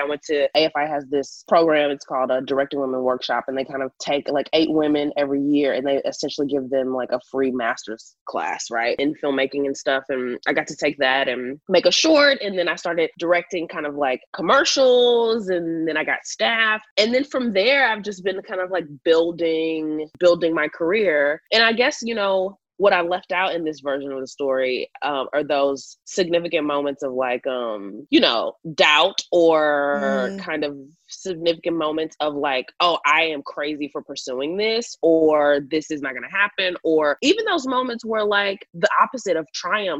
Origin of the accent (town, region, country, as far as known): Houston, Texas, United States; born or raised there; now in Los Angeles, United States